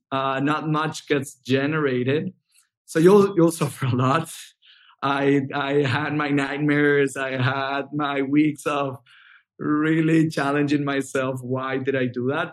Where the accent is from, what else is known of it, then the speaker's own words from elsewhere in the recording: Venezuela; moved away as an adult; now in United States; I'm originally from Venezuela, and I I started uh, back in Venezuela um, from from high school